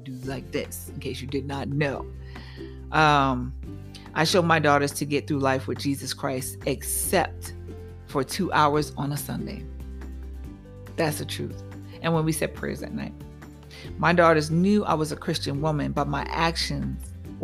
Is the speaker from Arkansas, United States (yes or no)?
no; New York, United States; I'm a New Yorker